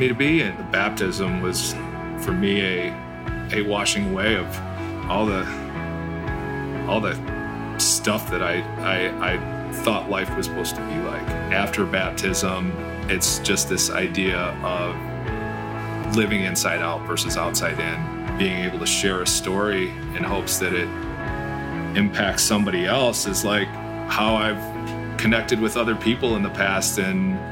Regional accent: St. Joseph, Michigan, United States; moved away as an adult; now in Chicago, United States; I am from Southwest Michigan, in a town called St. Joe

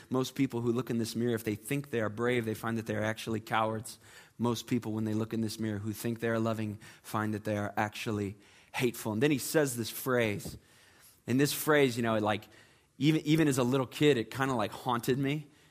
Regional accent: Chicago, Illinois, United States; now in Charleston, United States; I am originally from the Chicagoland area.

